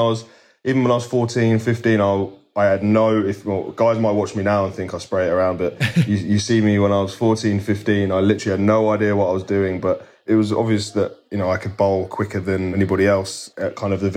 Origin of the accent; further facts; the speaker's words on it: East of England, United Kingdom; So where I grew up in Suffolk, in England, cricket wasn't prominent at all.